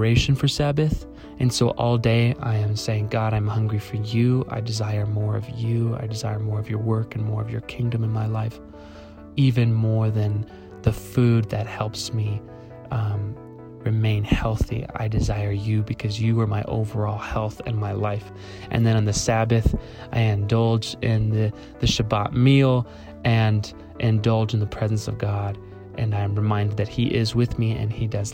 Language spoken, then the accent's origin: English; Albuquerque, New Mexico, United States; I am from Albuquerque, New Mexico